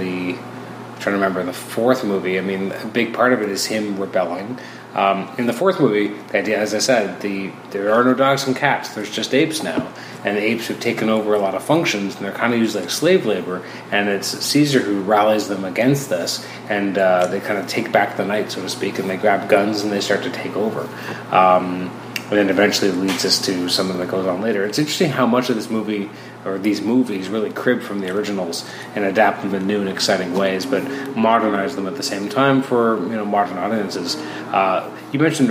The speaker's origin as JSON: {"language": "English", "town": "Toronto", "region": "Ontario", "country": "Canada", "tie": "born or raised there", "said": "I grew up in Toronto, and then I went to a smaller town for university"}